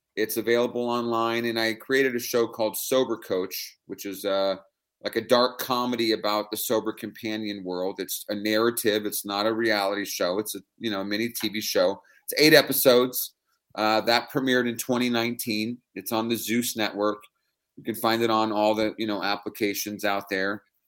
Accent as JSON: {"language": "English", "town": "San Francisco", "region": "California", "country": "United States", "tie": "born or raised there", "said": "I'm born and raised in San Francisco. I'm West Coast kid my whole life"}